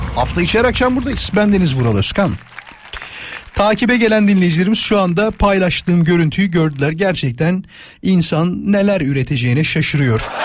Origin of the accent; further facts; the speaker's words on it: İzmit, Kocaeli, Turkey; hemşeriyiz İzmitliyim ben